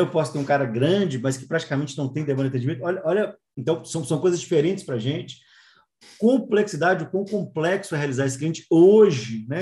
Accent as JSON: {"language": "Portuguese", "region": "Minas Gerais", "country": "Brazil", "said": "eu sou de Minas"}